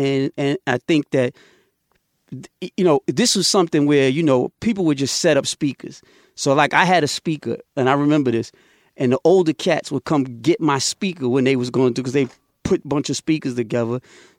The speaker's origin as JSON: {"language": "English", "town": "Queens", "region": "New York", "country": "United States", "tie": "born or raised there", "said": "the time I grew up in Queens was, we were like the birth of that commercialization"}